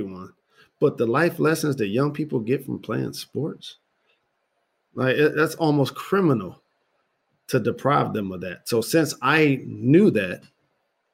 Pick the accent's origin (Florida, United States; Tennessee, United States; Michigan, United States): Michigan, United States; Detroit; my hometown, Detroit.